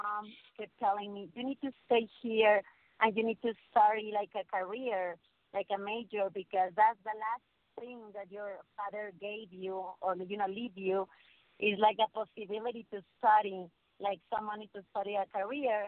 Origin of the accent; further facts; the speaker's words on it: León, Guanajuato, Mexico; moved away; Yo soy de León, Guanajuato, donde la vida no vale nada